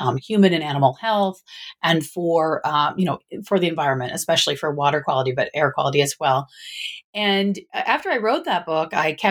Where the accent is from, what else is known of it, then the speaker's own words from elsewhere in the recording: Michigan, United States; now in Northern California, United States; I was originally from the Midwest, from Michigan